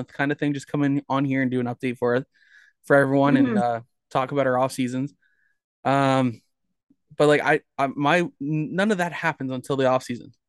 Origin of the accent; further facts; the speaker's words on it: Mississauga, Ontario, Canada; I grew up in Mississauga